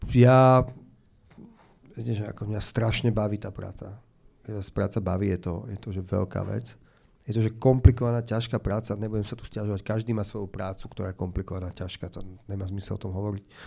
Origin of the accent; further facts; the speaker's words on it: Slovakia; also born or lived in Bratislava; Som hrdý Slovák, mám rád Slovensko